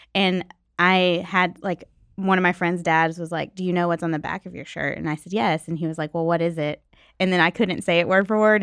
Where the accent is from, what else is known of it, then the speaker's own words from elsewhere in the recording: Nashville, Tennessee, United States; I grew up in Nashville